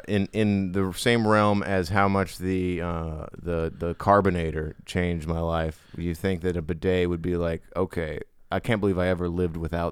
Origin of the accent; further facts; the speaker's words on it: Hawaii, United States; growing up in Hawaii